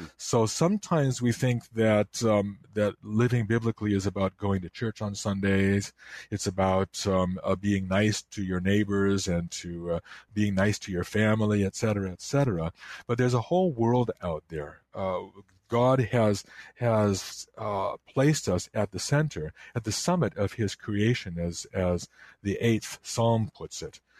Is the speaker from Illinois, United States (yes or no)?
yes; Chicago, Illinois, United States; I grew up in the Chicago area, and, um, I, I lived in DuPage County